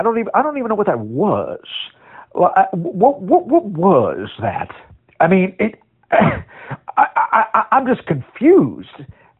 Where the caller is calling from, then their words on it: Beaverton, Ohio, United States; I'm calling from Beaverton, Ohio.